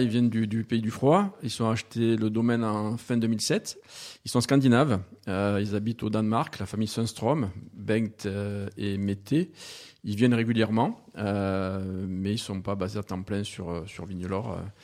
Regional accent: Montpellier, Occitania, France; moved away as an adult; also born or lived in Australia; now in Provence, France; Alors moi, je suis né à Montpellier et j'ai fait toutes mes études à Montpellier.

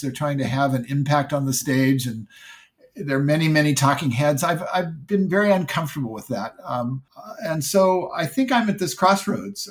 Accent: Silicon Valley, California, United States; I grew up in Silicon Valley

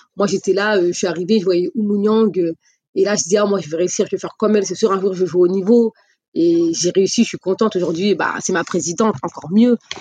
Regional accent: Le Havre, Normandy, France; dans ma ville, euh, gagner la finale euh, chez nous au Doc

